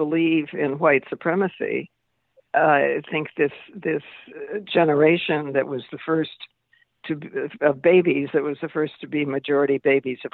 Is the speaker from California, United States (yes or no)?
no; New York City, New York, United States; as a New Yorker